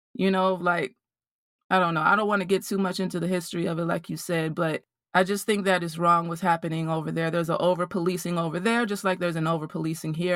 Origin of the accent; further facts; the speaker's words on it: Mississippi, United States; growing up in Mississippi